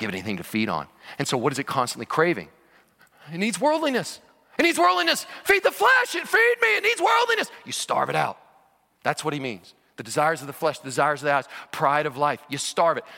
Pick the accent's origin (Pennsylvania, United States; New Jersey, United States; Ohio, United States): Ohio, United States; Cincinnati; I was born in Cincinnati, Ohio, and have been a lifelong Cincinnati Bengals fan.